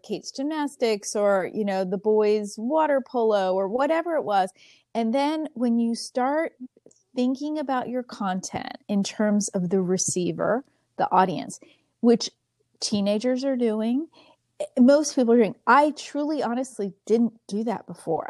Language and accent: English; Pennsylvania, United States; moved away; also born or lived in Texas; I grew up in Pennsylvania, but I've lived in Texas